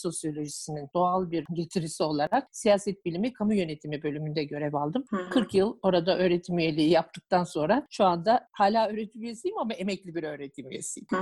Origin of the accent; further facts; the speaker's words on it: Ankara, Turkey; also born or lived in Darien, Connecticut, United States; bütün eğitim hayatımın orta öğrenim e, kısmı TED Ankara Koleji'nde geçti.